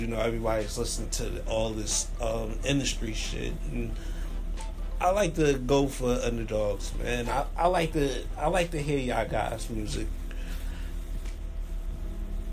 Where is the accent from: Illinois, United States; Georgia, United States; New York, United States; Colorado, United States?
New York, United States; New York City; I'm from New York City.